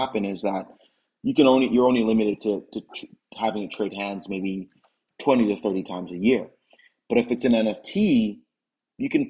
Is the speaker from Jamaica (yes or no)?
yes; Jamaica; I grew up playing cricket in Jamaica